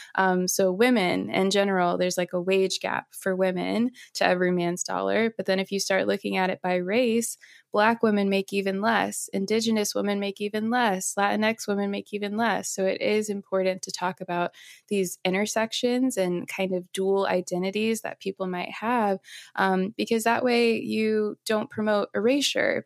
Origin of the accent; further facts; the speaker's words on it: St. Louis, Missouri, United States; moved away as an adult; also born or lived in California; I'm from St. Louis, Missouri.